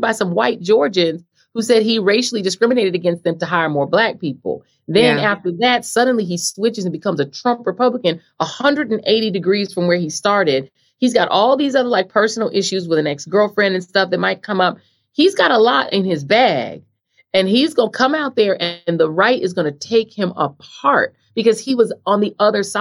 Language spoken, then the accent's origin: English; Colorado, United States; having grown up in Colorado